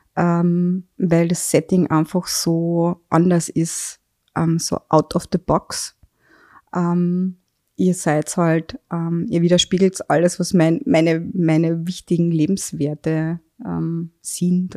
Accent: Carinthia, Austria; now in Vienna, Austria; muss ich jetzt als Kärntnerin

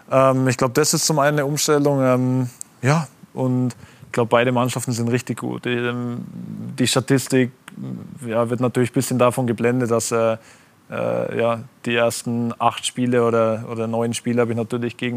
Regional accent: Germany; aber mir ist es von Stuttgart ein Begriff weil als Deutscher.

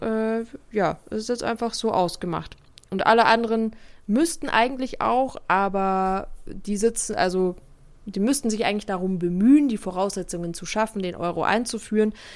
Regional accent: Bavaria, Germany; Bei uns in Bayern

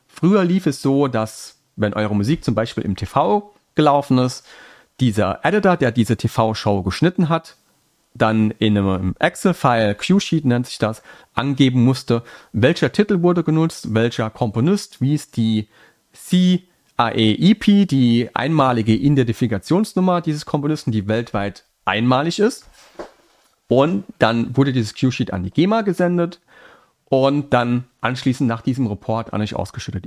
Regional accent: Saarland, Germany; accent: Saarland; ich bin Saarländer, das rutscht immer noch manchmal so ein bisschen raus, der saarländische Akzent.

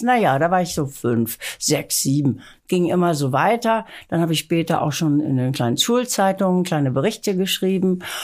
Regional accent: Lübeck, Schleswig-Holstein, Germany; now in Hamburg, Germany; ich bin in Lübeck aufgewachsen

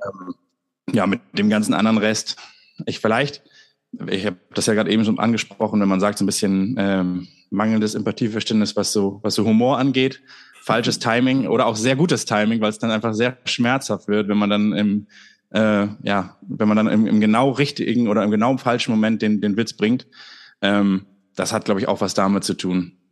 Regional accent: Germany; als Deutsche

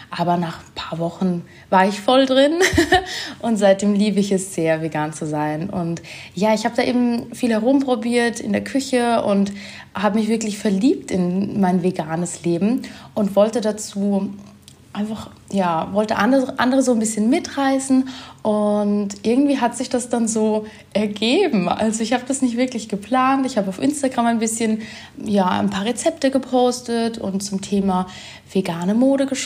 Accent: Germany; now in Vienna, Austria; Ich komme eigentlich aus Deutschland, wohne jetzt aber schon sehr lange in Wien

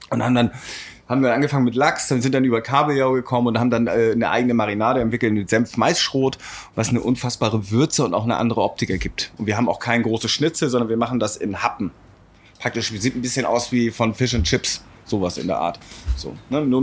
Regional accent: Travemünde, Schleswig-Holstein, Germany; Aus Travemünde als Souvenir.

